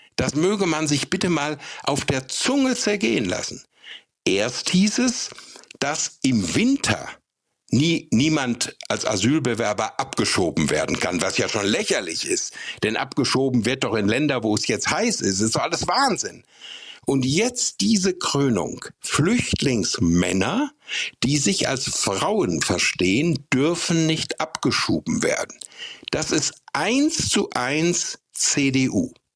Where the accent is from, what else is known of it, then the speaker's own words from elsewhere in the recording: Bünde, North Rhine-Westphalia, Germany; in meiner Heimat, in Bünde in Westfalen